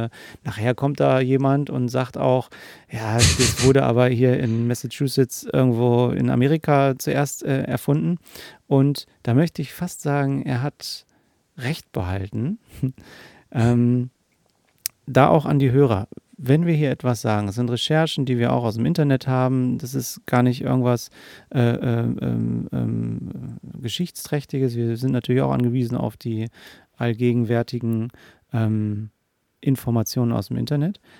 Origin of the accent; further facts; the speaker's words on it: Hanover, Lower Saxony, Germany; born there; Und wir sind beide in Hannover geboren.